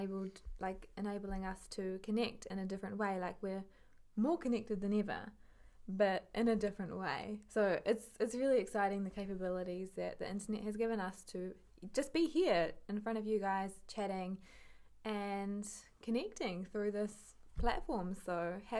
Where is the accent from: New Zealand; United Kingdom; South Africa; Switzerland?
New Zealand; moved away as an adult; now in Amsterdam, Netherlands; I come from New Zealand, middle of nowhere in New Zealand as well